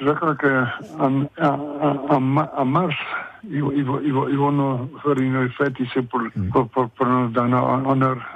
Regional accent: Pays Basque village, Nouvelle-Aquitaine, France; moved away as an adult; also born or lived in San Francisco; now in South San Francisco, United States; J'ai, grandi là jusqu'à l'âge de 19 ans. Après, je suis venu ici aux, aux, États-Unis. Et depuis, je suis ici.

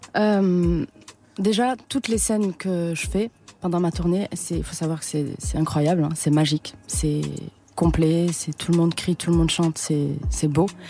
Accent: Toulouse, Occitania, France; moved away; je suis de Toulouse

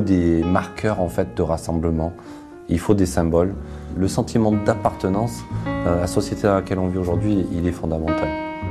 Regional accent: Marseille, Provence-Alpes-Côte d'Azur, France; also born or lived in Aubagne; Je suis né à Aubagne, à côté de Marseille. J'ai grandi à Marseille.

